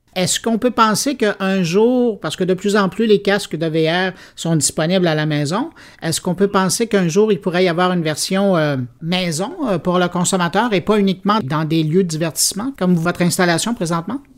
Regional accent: Montreal, Quebec, Canada; chez nous à Montréal

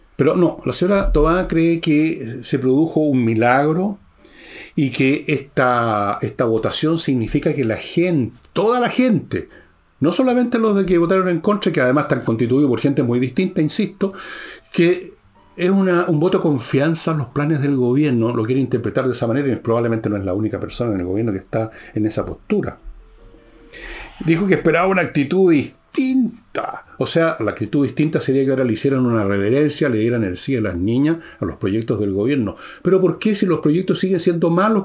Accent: Chile

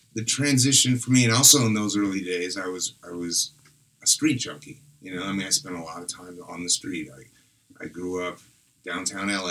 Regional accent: Los Angeles, California, United States; I grew up in Los Angeles

